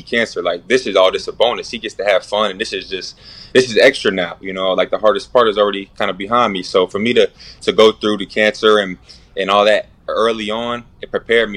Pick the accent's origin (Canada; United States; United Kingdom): United States; Erie, Pennsylvania; also born or lived in Pittsburgh, Pennsylvania; I'm from Erie, Pennsylvania